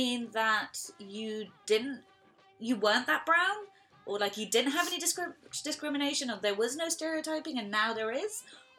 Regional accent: Hounslow, London, United Kingdom; I grew up in Hounslow.

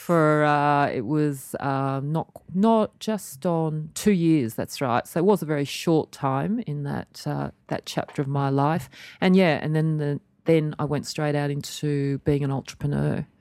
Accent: Australia; born or raised there

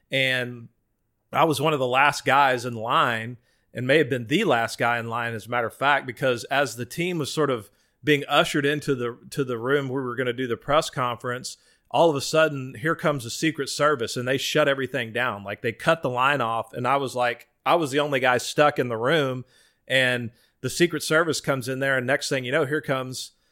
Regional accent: Austin, Texas, United States; also born or lived in Waco, Texas / New Braunfels, Texas; I was born in Waco, lived there till I was about six years old. Then we moved to Austin, south southwest Austin. Grew up, played at Oak Hill Little League.

